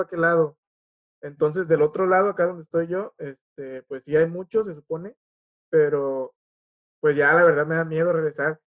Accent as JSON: {"language": "Spanish", "country": "Mexico", "said": "vengo de México"}